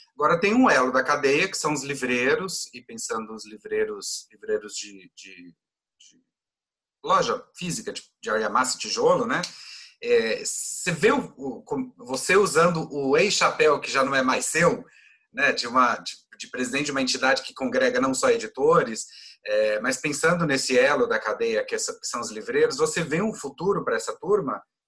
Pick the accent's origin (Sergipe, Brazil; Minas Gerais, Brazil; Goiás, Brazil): Goiás, Brazil; eu sou goiano